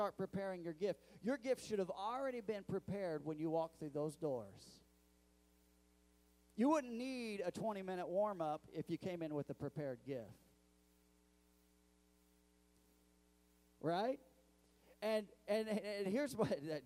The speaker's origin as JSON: {"language": "English", "region": "Missouri", "country": "United States", "said": "I'm from Missouri"}